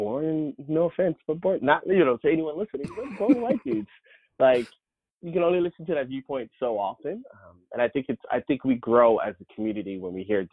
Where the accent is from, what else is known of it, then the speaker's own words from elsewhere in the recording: the South, United States; I'm from the South, and my family's very religious. I came out when I was 14, so 20 years ago now, in the South